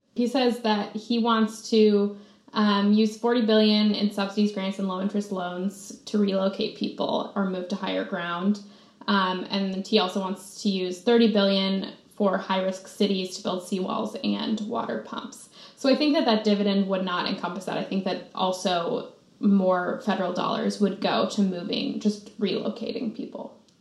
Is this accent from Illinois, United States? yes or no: no; Minnesota, United States; As a Minnesotan